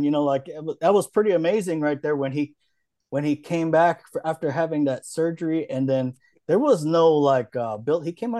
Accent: Hawaii, United States; I grew up in Hawaii

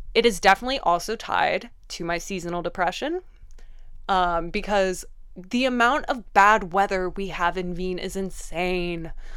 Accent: Vienna, Austria; I grew up in Vienne

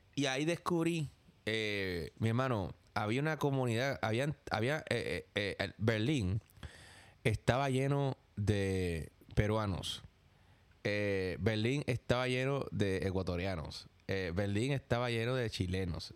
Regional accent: Puerto Rico; now in New York, United States; yo soy de Puerto Rico

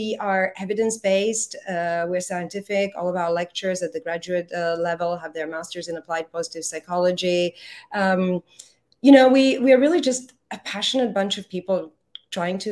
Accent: Croatia; now in Singapore; I happen to be Croatian. But that was a long, long time ago in my life. I have been in Singapore since 1990.

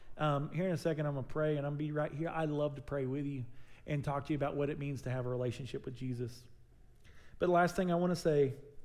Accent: Southern United States, United States; It's just something we do because we're from the South.

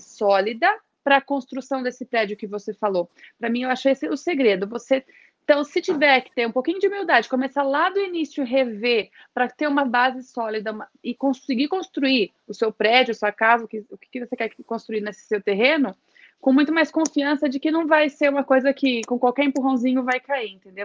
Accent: Registro, São Paulo, Brazil; first language Portuguese; Eu venho de uma cidadezinha do interior de São Paulo. Registro tem menos de 100 mil habitantes

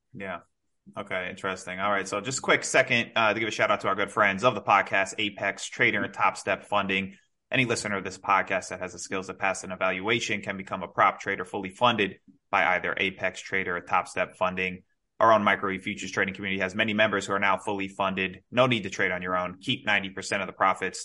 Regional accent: New York, United States; now in South Florida, United States; I'm originally from New York, but I'm in Florida. I'm in South Florida now

